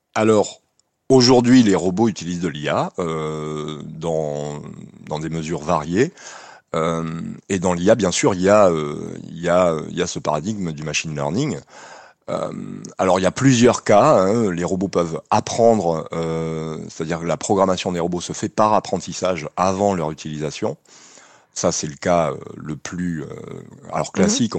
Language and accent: French; Nouvelle-Aquitaine, France; chez nous en Aquitaine